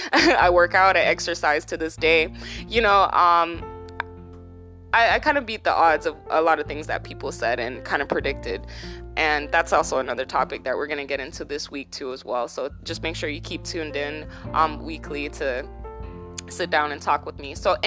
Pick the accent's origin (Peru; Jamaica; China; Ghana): Jamaica; now in United States; We came from Jamaica, okay, in 90, I believe it was like 96, don't quote me on this